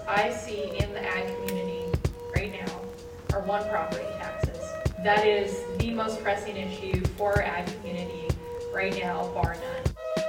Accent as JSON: {"language": "English", "region": "Nebraska", "country": "United States", "tie": "born or raised there"}